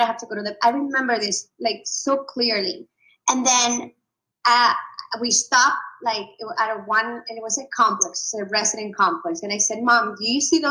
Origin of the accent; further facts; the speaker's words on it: Venezuela; now in United States; I'm from Venezuela. I we moved in 89.